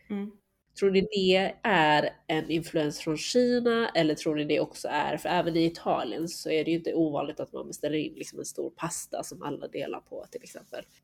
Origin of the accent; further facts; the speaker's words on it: Sweden; Nej, jag känner att jag blir dömd här som, som svensk.